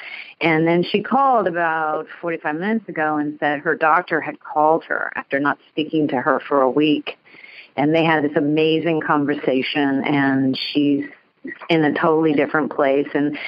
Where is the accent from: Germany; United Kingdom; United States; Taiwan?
United States; California; now in New Jersey, United States; Yeah, I grew up in California, so it was the beach, and then I moved to New Jersey